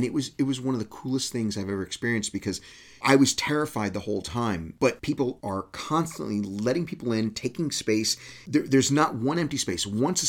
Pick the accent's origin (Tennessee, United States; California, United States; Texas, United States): Texas, United States; moved away; where I grew up in Texas, men never stood very close to one another.